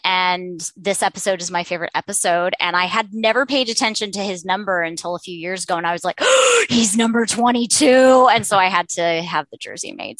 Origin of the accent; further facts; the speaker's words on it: Anaheim, California, United States; I was born in Anaheim